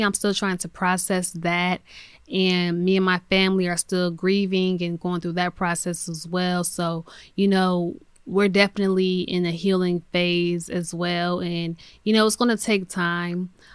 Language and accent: English; United States; That's where I'm from, born and raised in America